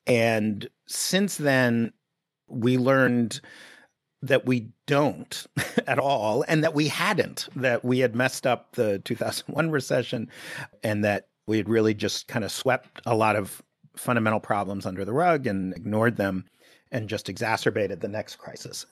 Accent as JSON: {"language": "English", "town": "New York City", "region": "New York", "country": "United States", "tie": "born or raised there", "said": "I grew up in Greenwich Village in the seventies"}